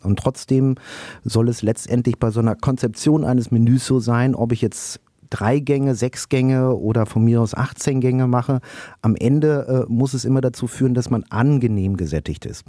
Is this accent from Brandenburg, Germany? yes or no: no; Schermbeck, North Rhine-Westphalia, Germany; moved away as an adult; now in Berlin, Germany; ich bin in Schermbeck geboren